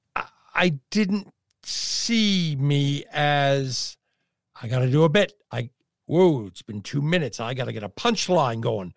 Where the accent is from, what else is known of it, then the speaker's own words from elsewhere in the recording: Midwest, United States; I was born and raised in the Midwest